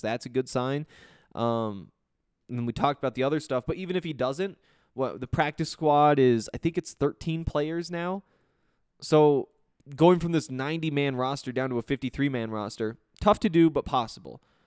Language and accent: English; Montana, United States; moved away; I'm from Montana